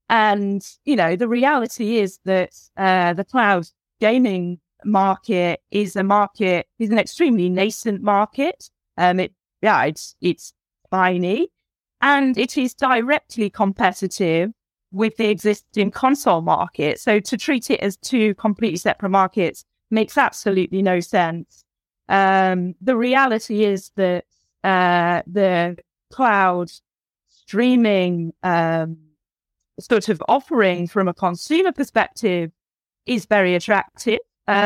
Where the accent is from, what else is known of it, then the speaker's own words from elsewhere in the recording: England, United Kingdom; Yeah, exactly. As a Brit, honestly, as a Brit, I'm very disappointed in the CMA's response